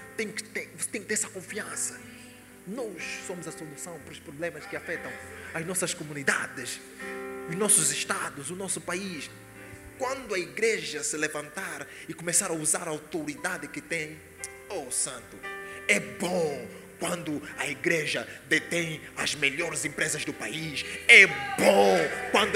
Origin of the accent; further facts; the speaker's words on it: Angola; moved away as an adult; I'm from Angola.